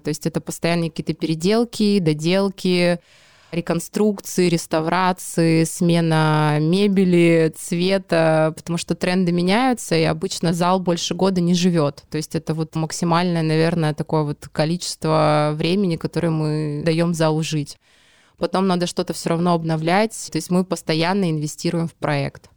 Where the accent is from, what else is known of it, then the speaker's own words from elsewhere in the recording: Petropavlovsk-Kamchatsky, Kamchatka Krai, Russia; moved away as an adult; now in Saint Petersburg, Russia; родилась в городе Петропавловск-Камчатский